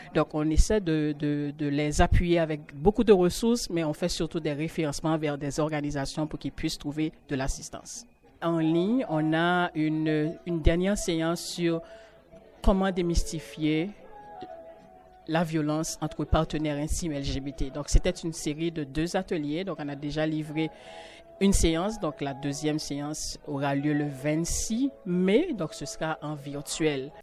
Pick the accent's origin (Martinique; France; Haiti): Haiti; now in Canada; je viens d'Haïti